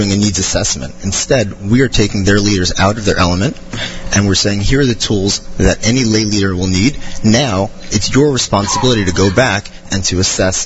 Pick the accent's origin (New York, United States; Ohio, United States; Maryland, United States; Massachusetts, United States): New York, United States; Monsey; moved away as an adult; also born or lived in Des Moines, Iowa / Charleston, South Carolina; growing up in Muncie, it was a huge change for us